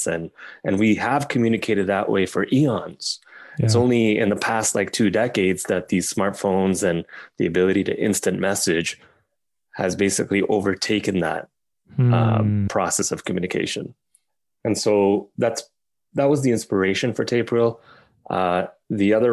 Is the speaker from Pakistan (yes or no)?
yes; Pakistan; I was born in Pakistan